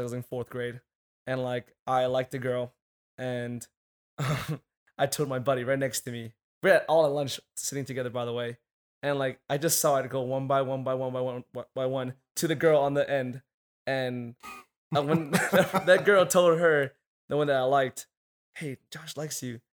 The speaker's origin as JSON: {"language": "English", "region": "Hawaii", "country": "United States", "moved": "as an adult", "lives_now": "Arizona, United States", "said": "I'm from Hawaii"}